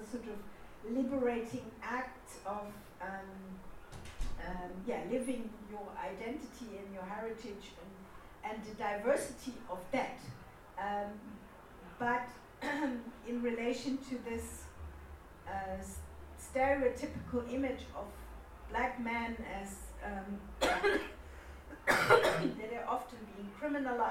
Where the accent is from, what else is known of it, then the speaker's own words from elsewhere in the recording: Germany; I grew up in Germany